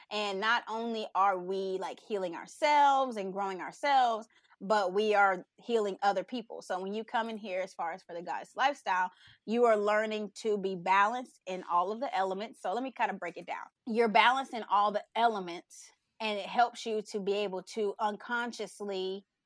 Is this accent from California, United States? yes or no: no; Texas, United States; I am. I'm from Texas.